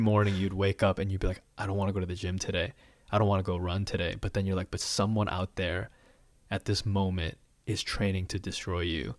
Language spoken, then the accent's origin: English; Chicago, Illinois, United States; now in Atlanta, United States; born and raised in Chicago. I mean, I guess the suburbs of Chicago